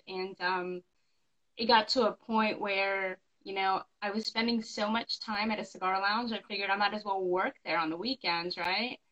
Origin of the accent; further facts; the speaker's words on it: the West, United States; moved away as an adult; now in North Carolina, United States; I'm from the West. All my family and friends are like in California and Las Vegas